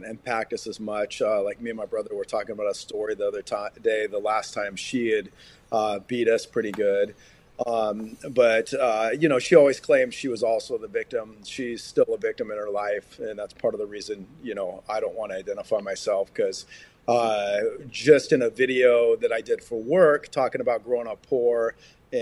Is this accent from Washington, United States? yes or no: yes; Puget Sound, Seattle region, Washington, United States; I grew up in the Puget Sound, Seattle region